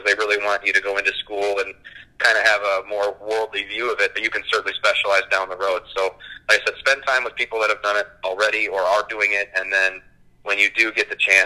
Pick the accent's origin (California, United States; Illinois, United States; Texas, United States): Illinois, United States; Chicago; I grew up in the Chicago area